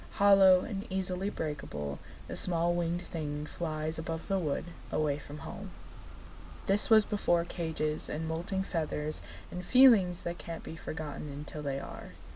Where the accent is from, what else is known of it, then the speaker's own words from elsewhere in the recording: United States; we are very American